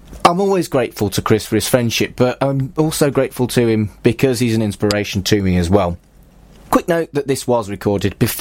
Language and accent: English; Wolverhampton, West Midlands, United Kingdom; moved away as an adult; also born or lived in Salford; we grew up in Wolverhampton